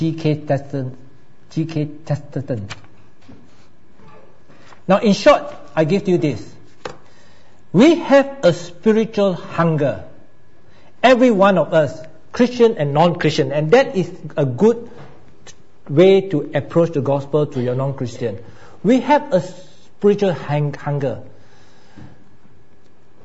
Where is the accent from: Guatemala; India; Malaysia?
Malaysia; now in Australia; I come from Malaysia